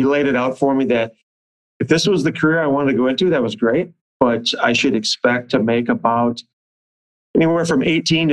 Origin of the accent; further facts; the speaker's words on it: Bloomington, Minnesota, United States; I grew up in Bloomington and I still live in Bloomington.